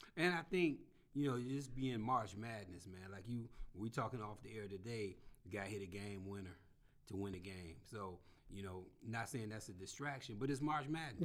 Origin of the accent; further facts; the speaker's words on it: Detroit, Michigan, United States; I'm from Southwest Detroit